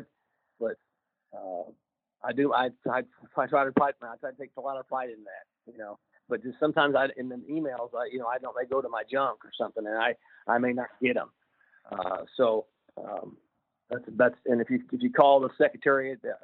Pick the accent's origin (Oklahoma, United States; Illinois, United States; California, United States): Oklahoma, United States; now in Ohio, United States; I'm from Oklahoma, as you mentioned, and I got a lot of ties in that area